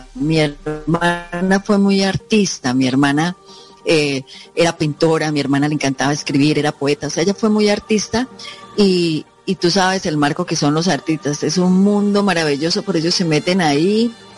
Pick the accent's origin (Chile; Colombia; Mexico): Colombia; Bucaramanga, Santander; also born or lived in Pamplona, Norte de Santander; la ciudad de Bucaramanga, donde yo pues vivo, crecí, eh, hice mi parte académica de colegio